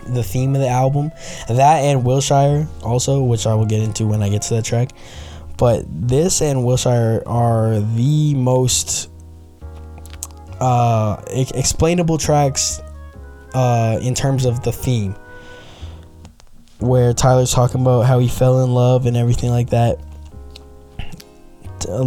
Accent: Canada; I'm from Canada

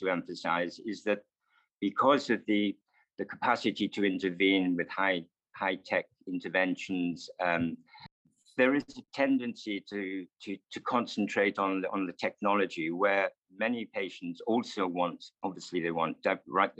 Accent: Wales, United Kingdom; moved away; being in a Welsh grammar school back in the 1970s

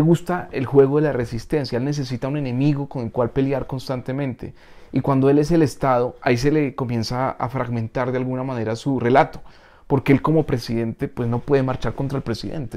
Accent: Colombia; nosotros como como los colombianos

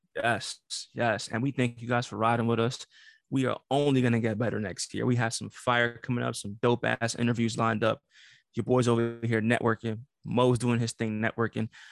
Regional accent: New York City, New York, United States; I'm from Brooklyn

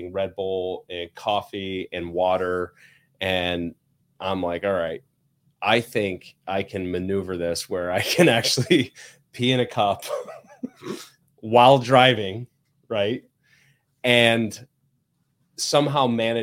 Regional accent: Indiana, United States; now in Michigan, United States; I grew up in Indiana

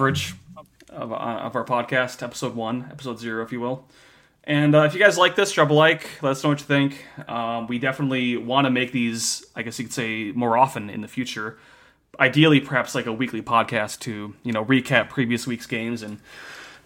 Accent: Midwest, United States; As a Midwesterner

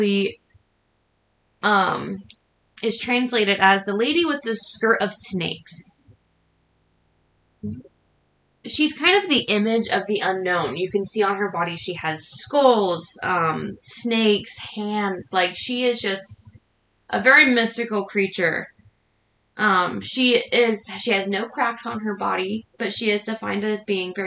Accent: Washington, United States; we are from Washington State.

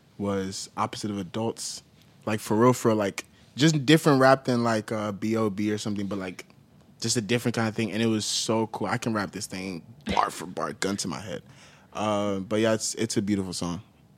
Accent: Katy, Texas, United States; So I grew up in Katy, Texas.

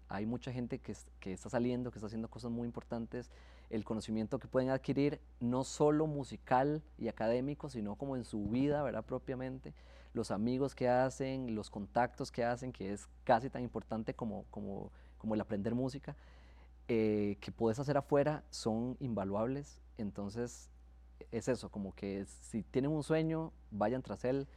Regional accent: Santo Domingo, Heredia, Costa Rica; Yo soy de Santo Domingo

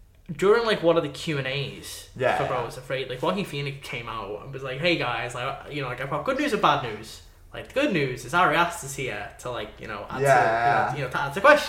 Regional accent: United Kingdom; we're British.

